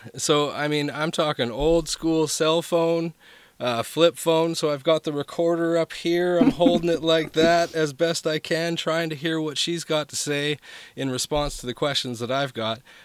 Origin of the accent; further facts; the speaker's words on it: Vancouver, British Columbia, Canada; moved away; that's where I was from was from Vancouver, BC